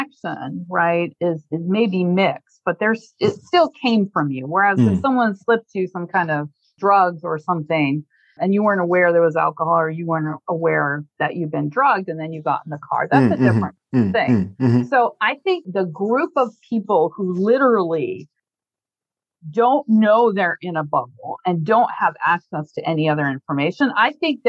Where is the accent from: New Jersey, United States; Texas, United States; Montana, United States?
Montana, United States; I'm from Montana, which is a more conservative state